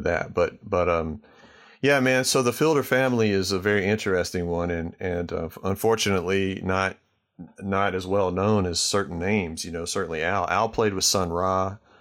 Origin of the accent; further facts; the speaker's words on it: Starkville, Mississippi, United States; I grew up in Starkville, Mississippi